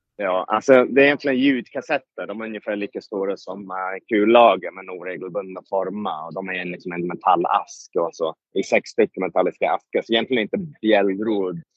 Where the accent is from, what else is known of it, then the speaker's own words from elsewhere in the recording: United Kingdom; moved away; Jag är född i Storbritannien